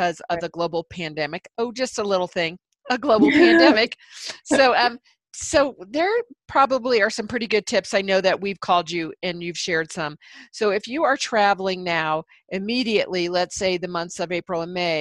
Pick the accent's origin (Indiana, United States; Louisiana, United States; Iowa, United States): Indiana, United States; Indianapolis; in my family we never really had the money to travel much past Lake of the Ozarks, and I was from Indianapolis